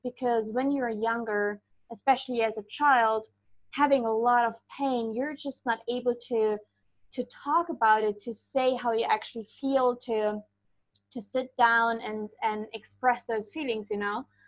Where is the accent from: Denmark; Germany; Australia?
Germany; moved away; Originally, I am from Germany